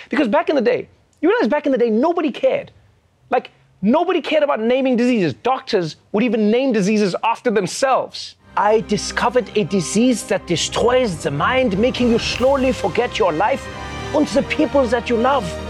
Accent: South Africa; I too am a South African

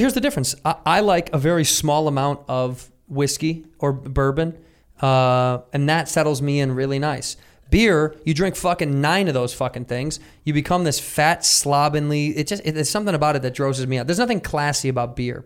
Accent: Midwest, United States; moved away; I'm from the Midwest

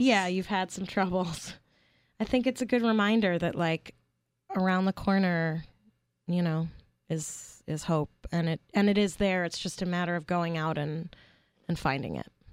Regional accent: New York City, New York, United States; I grew up in Brooklyn, New York.

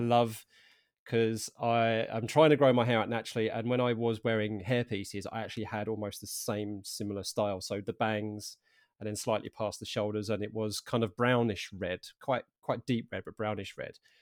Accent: Harlow, East of England, United Kingdom; I'm originally from Arlo in Essex

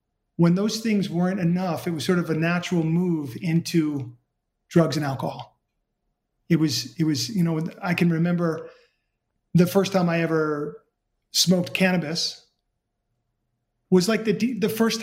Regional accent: New York City, New York, United States; I grew up in New York City

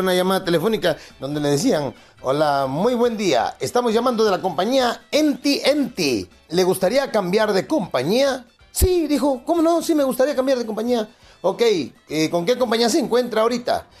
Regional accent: Acapulco, Guerrero, Mexico

